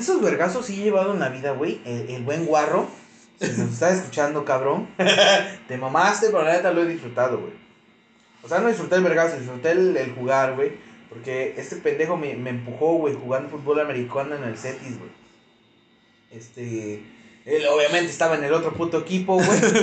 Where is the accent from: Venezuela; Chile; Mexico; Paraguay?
Mexico; Como buen mexicano